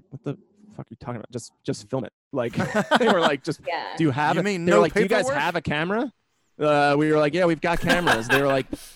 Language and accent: English; New York, United States; we're all from New York